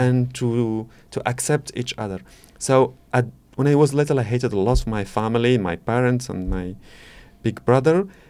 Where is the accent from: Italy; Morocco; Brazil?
Morocco; English is a second language; moved away as an adult; now in France; I'm coming from Morocco